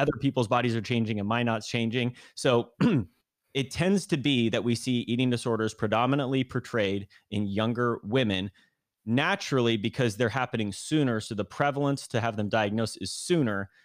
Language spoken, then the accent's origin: English; Granite Bay, California, United States; born and raised in kind of the Sacramento area, kind of Northern California, uh, a place called Granite Bay in the suburbs